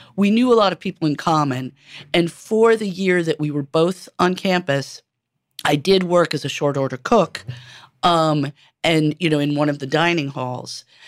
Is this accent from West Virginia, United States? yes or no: no; New York City, New York, United States; I was born and raised in New York City on one hundred nineteenth Street